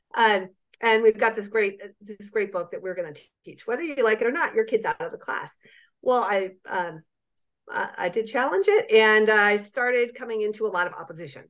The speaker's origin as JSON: {"language": "English", "region": "Southeast", "country": "United States", "said": "I'm from the Southeast"}